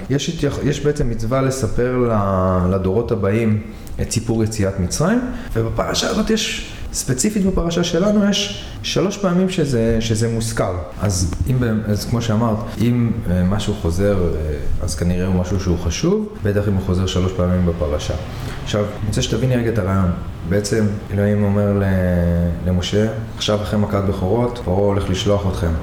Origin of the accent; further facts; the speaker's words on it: Hadera, Haifa District, Israel; גדלתי בחדרה